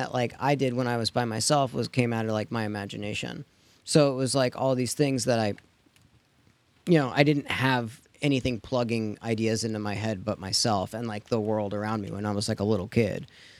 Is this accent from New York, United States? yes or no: yes; New York, United States; born there; Well, I was born in New York, and that is where my parents, like, we had it, but we never, like, watched it.